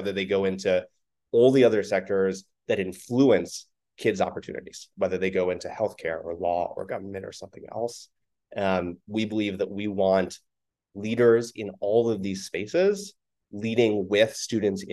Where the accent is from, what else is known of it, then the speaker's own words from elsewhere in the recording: Oakland, California, United States; When I was in the fifth grade growing up in Oakland